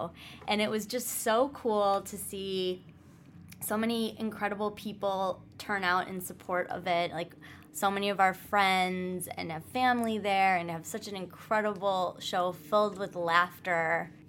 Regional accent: Midwest, United States; It was like, I'm a tourist from the Midwest and I'm here to, like, experience the situation.

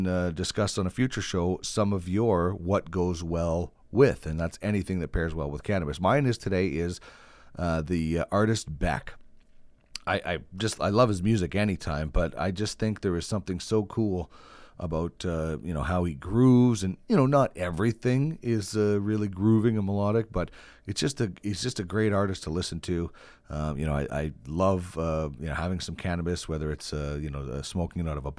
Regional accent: Brandon, Manitoba, Canada; now in Edmonton, Canada; My background is I was from Brandon, Manitoba. Started into broadcasting in 1997.

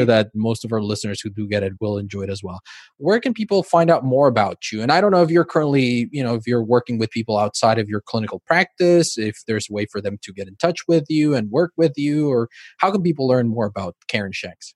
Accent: Mexico; now in Spain; I grew up in Mexico. My family is Mexican

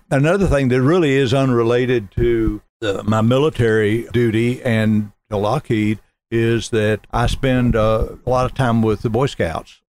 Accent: Smyrna, Georgia, United States; also born or lived in Raleigh, North Carolina; I grew up in Smyrna, graduated from Campbell High School

